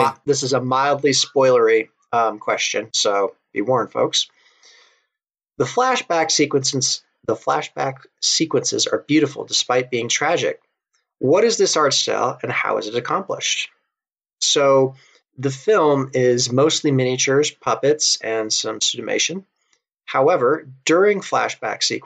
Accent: United States; I'm American

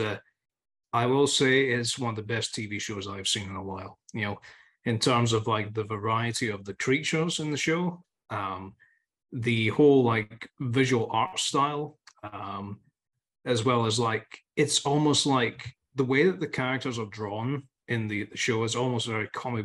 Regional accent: Scotland, United Kingdom; Being Scottish

